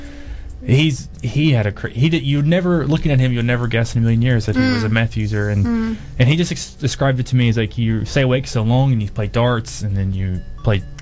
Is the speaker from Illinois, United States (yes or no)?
no; Kentucky, United States; moved away as an adult; also born or lived in Melbourne, Australia; now in Dunedin, New Zealand; Growing up in Kentucky